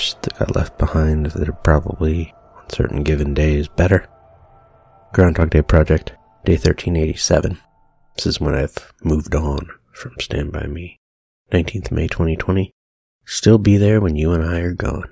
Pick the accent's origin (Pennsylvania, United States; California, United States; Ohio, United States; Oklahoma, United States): California, United States; Pasadena; Had the benefit of growing up in Pasadena, suburban Los Angeles as it were.